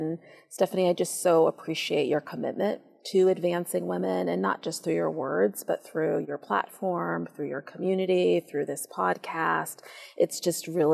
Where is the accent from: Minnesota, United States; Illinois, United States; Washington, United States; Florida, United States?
Washington, United States; Seattle; I helped to start a girls' middle school in my hometown of Seattle